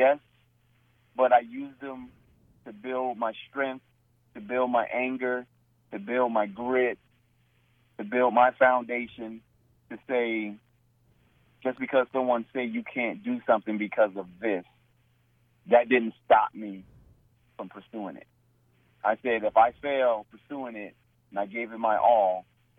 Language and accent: English; New Jersey, United States; at a young age, growing up in New Jersey